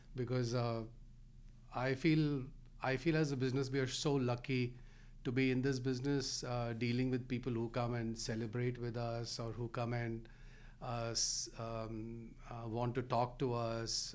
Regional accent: Delhi, India; now in Rhode Island, United States; I grew up in Delhi, India

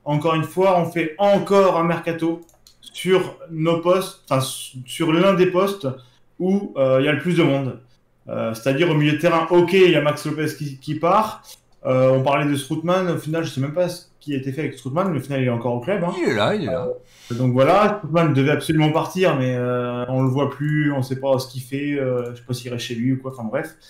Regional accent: Marseille, Provence-Alpes-Côte d'Azur, France; On est Marseillais, on adore Bounassar.

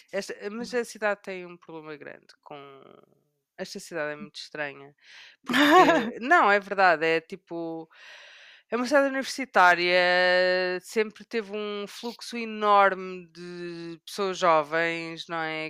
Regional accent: Coimbra, Centro, Portugal; Eu sou de Coimbra e foi uma cidade que durante muitos anos não teve shoppings.

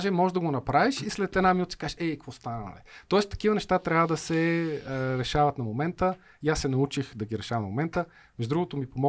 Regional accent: Bulgaria; Най-малко аз съм българин, нали?

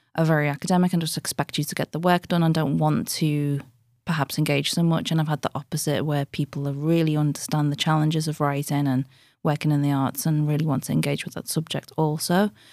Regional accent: Liverpool, North West England, United Kingdom; I'm from Anfield, which is a very low-income area in it's inner city Liverpool

